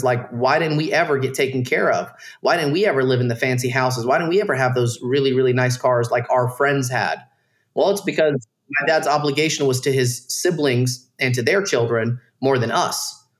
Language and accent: English; Dalton, Georgia, United States; I grew up in Dalton, Georgia, around a bunch of Mexicans, dude. Like, everyone was poor.